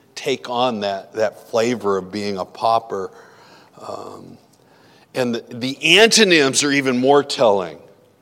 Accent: Iowa, United States; where I grew up in Iowa

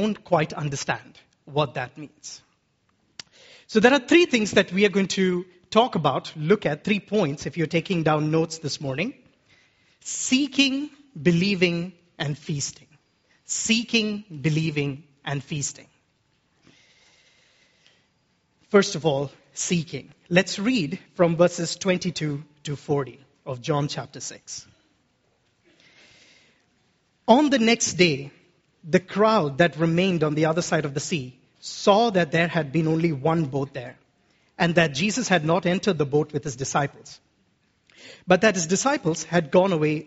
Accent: Kerala, India; As an Indian man from Kerala

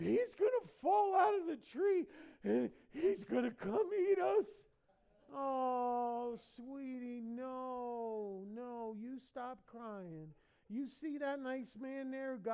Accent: United States; I'm American

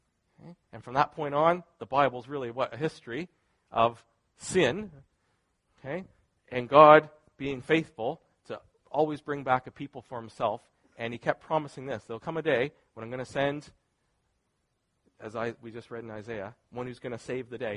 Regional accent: Canada; I'm Canadian

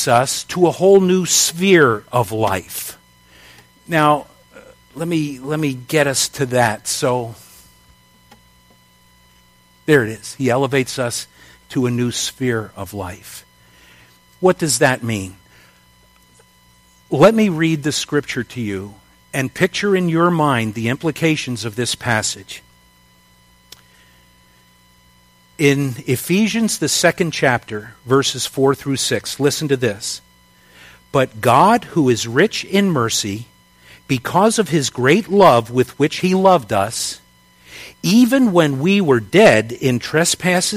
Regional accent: United States; my citizenship is as an American

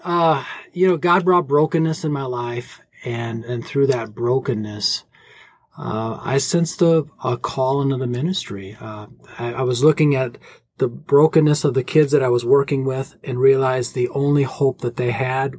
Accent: Baraboo, Wisconsin, United States; also born or lived in Minnesota / Green Bay, Wisconsin; I'm from Wisconsin myself. I was born, in the Baraboo area and have lived much of my life either in Wisconsin or Minnesota. Graduated from a state school here in Wisconsin, moved to Green Bay.

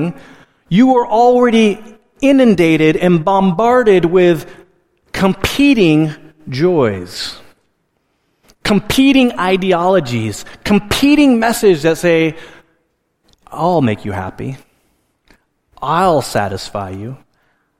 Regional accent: Alaska, United States; moved away; I grew up in Alaska, and in Alaska, our primary source of heat was a wood stove

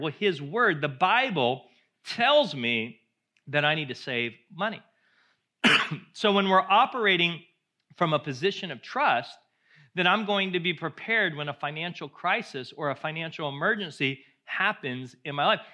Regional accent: United States; as Americans, we love our cars

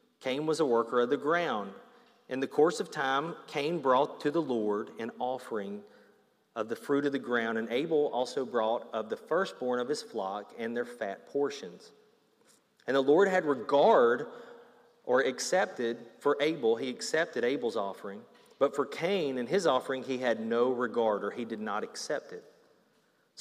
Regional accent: Alabama, United States; I grew up in Alabama

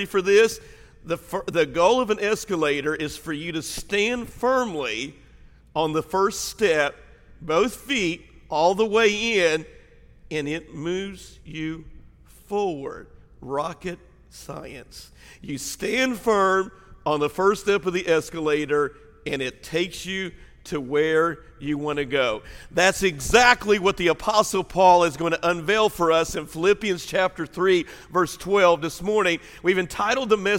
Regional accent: Southern Illinois, United States; now in Mississippi, United States; I grew up in Southern Illinois, my family, and we were very, very farm people

